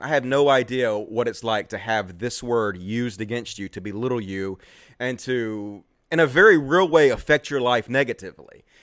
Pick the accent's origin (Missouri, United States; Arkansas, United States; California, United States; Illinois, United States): Arkansas, United States; accent: southern; also born or lived in Mississippi